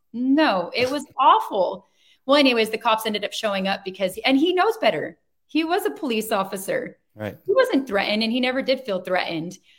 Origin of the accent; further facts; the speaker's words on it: Chino, California, United States; I grew up in Chino Valley. I was born in Chino Hospital